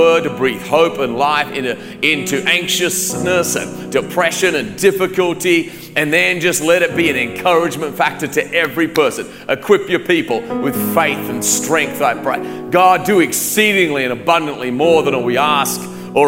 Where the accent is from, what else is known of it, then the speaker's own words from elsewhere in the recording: Australia; moved away; I grew up in Australia